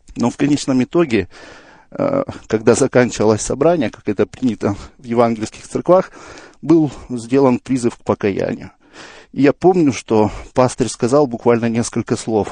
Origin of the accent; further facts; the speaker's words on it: Kazakhstan; я родом из Казахстана